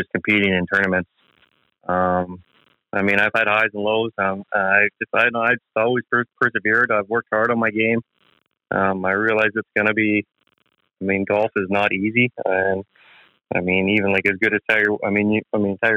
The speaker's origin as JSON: {"language": "English", "town": "Dauphin", "region": "Manitoba", "country": "Canada", "tie": "born or raised there", "said": "I grew up in Dauphin, so I played the Dauphin Golf Club"}